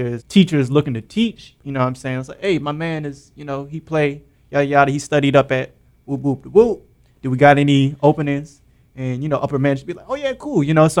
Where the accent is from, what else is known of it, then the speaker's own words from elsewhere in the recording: Maryland, United States; But I'm from Maryland. But, you know, we kind of say we're based out of the DMV, so.